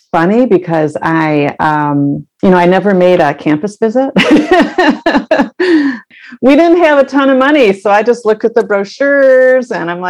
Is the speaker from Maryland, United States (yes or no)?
no; Rochester, New York, United States; moved away as an adult; also born or lived in Keweenaw Peninsula, Michigan; now in southeastern Michigan, United States; I grew up in upstate New York, and right on the shores of Lake Ontario, and I've been writing ever since I was, as long as I can remember. And I also grew up with a lot of snow. So upstate New York is well known for snow.